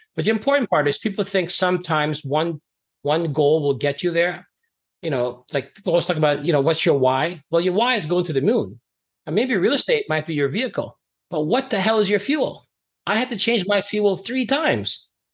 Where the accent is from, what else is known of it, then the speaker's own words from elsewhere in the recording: Canada; also born or lived in Trinidad and Tobago; I grew up as an immigrant in Canada. I came from Trinidad and Tobago back in the 70s